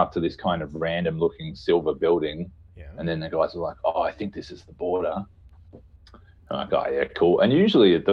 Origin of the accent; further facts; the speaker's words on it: Australia; moved away as an adult; also born or lived in Berlin; as an Australian